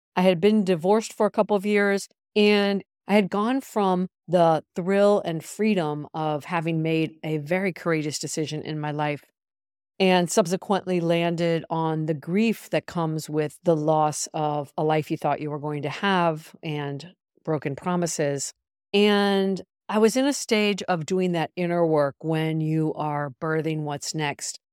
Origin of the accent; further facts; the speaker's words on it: United States; moved away as an adult; also born or lived in Europe; I left the United States when I was twenty-one